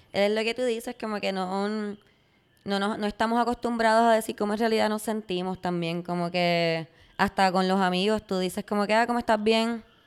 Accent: Puerto Rico; yo como muchos puertorriqueños

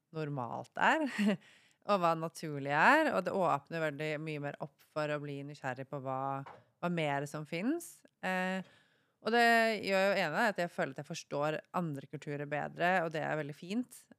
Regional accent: Norway; moved away as an adult; also born or lived in Thailand / Bali; jeg er fra Norge

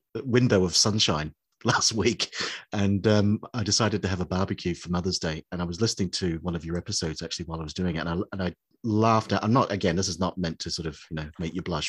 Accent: New Zealand; I grew up in New Zealand in the late 70s, early 80s, and it was shown on TVNZ

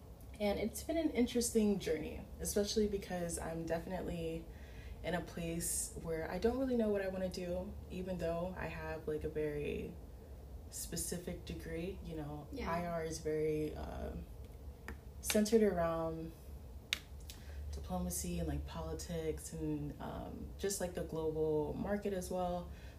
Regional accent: Florida, United States; So that's why I consider myself Haitian American, because I was born here, but you know, both of my parents are so Haitian.

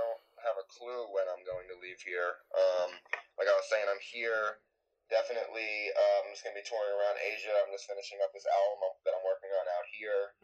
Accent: New York City, New York, United States; moved away as an adult; also born or lived in Los Angeles; I'm born and raised in New York, lived in New York my whole life

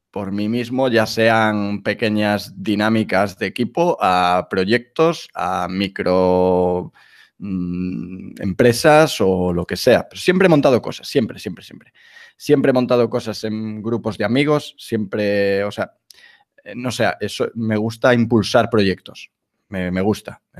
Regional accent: Galicia, Spain; now in Madrid, Spain; soy gallego, vivo en, vivo en Madrid desde hace ya 20 años, de ahí que no, el acento ya se ha, perdido

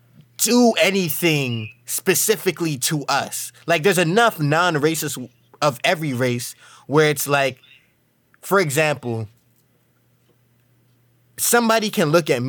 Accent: New York, United States; I grew up in New York

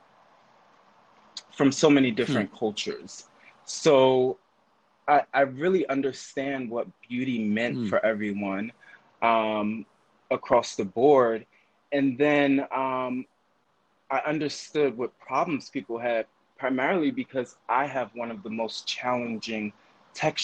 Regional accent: Philadelphia, Pennsylvania, United States; now in New York, United States; from Philadelphia

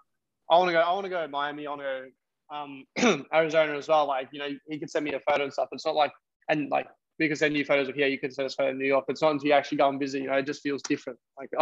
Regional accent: Australia; we just have, obviously, a different perspective on it because we are from here.

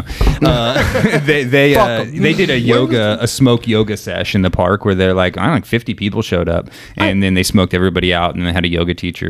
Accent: St. Louis, Missouri, United States; now in San Luis Obispo, United States; I grew up in in St. Louis, Anheuser-Busch capital.

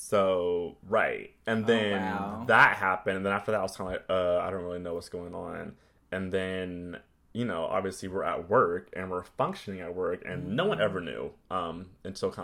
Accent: Los Angeles, California, United States; moved away; I'm from LA.

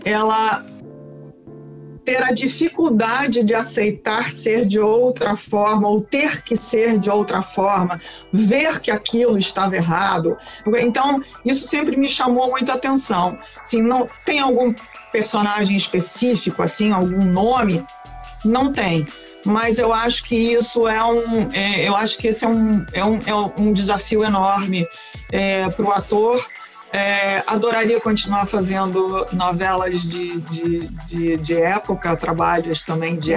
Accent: Rio Grande do Sul, Brazil; eu sou do Rio Grande do Sul, eu nasci no Rio Grande do Sul, onde você fala o tu, você não fala você

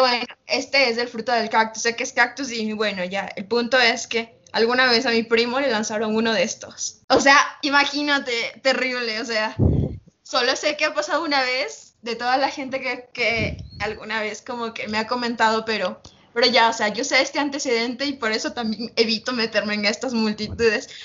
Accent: Uyumbicho, Pichincha, Ecuador; yo vivo cerca de la, de la capital, Quito, vivo las afueras. Y, bueno, nosotros yo vi mi pueblito, yo digo pueblito, ¿no? se llama Uyumbicho.

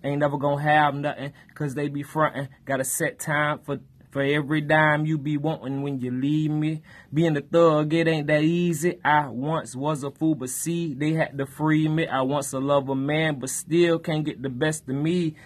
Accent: Fort Pierce, Florida, United States; I'm from Fort Pierce, Florida, Saint Lucie County

